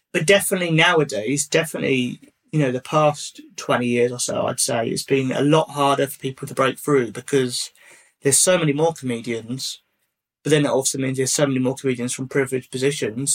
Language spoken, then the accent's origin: English; Hertfordshire, East of England, United Kingdom; I grew up in uh, like the southeast and I grew up in Hertfordshire